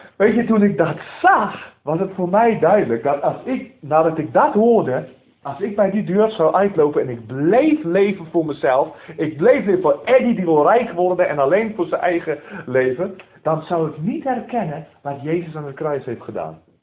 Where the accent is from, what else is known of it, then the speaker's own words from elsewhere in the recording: South Africa; moved away as an adult; now in Netherlands; ik ben geboren in Zuid-Afrika van Nederlandse ouders. die alleen zijn geëmigreerd en ik ben opgegroeid in een, in een gereformeerde kerk in Zuid-Afrika